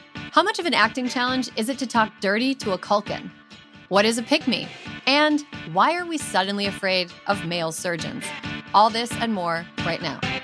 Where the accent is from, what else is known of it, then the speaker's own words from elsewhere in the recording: rural Minnesota, United States; moved away; the closest hospital to my hometown is a half an hour highway drive away